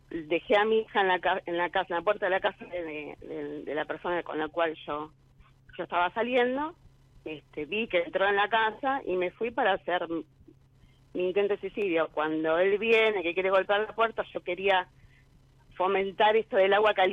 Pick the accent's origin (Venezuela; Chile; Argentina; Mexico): Argentina; Quilmes, Buenos Aires Province; De Quilmes.